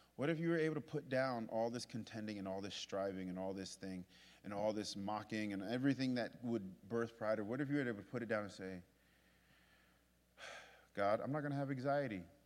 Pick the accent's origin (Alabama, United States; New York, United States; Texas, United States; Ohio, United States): New York, United States; I'm from New York